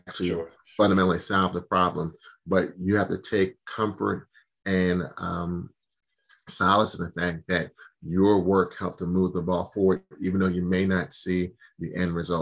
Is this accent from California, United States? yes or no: no; Bucks County, Pennsylvania, United States; also born or lived in Philadelphia; I grew up in Bucks County